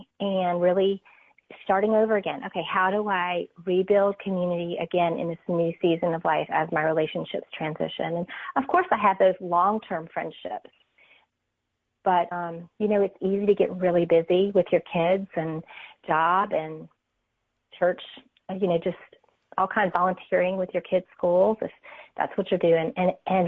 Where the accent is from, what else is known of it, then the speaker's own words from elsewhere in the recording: North Carolina, United States; I'm from North Carolina